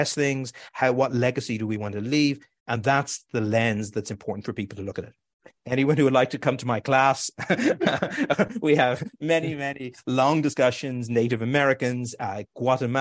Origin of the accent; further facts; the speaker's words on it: Ireland; now in New York, United States; I know I felt it growing up in Ireland